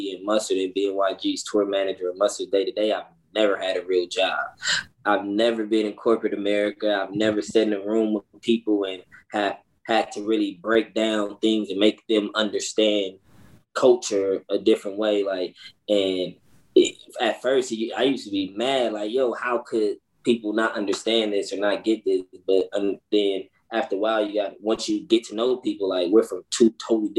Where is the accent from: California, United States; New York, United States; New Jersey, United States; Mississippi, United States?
California, United States; Los Angeles; I'm from Los Angeles, California, 29 years old